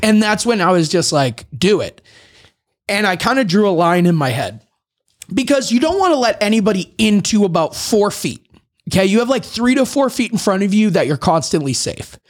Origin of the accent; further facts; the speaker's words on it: Boston, Massachusetts, United States; I'm from Boston